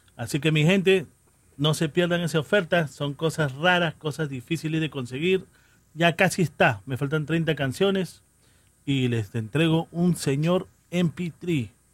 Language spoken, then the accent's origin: Spanish; New York City, New York, United States; la gente de Jackson Heights, Corona, Queens. Ahí crecí yo